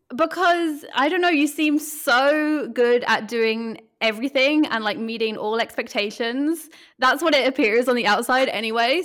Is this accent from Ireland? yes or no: yes; Ireland; now in Berlin, Germany; I am a photographer in Berlin, and I'm from Ireland